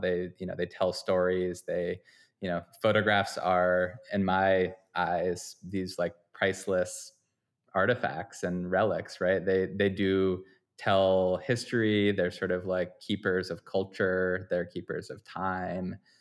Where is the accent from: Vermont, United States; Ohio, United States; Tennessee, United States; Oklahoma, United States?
Vermont, United States; moved away; also born or lived in Boston / upstate New York; I'm from Vermont originally